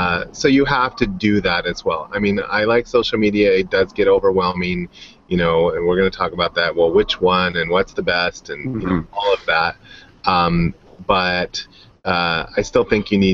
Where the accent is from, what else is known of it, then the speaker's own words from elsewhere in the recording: Los Angeles, California, United States; moved away as an adult; now in Orange County, United States; I'd been up in the San Fernando Valley my whole time.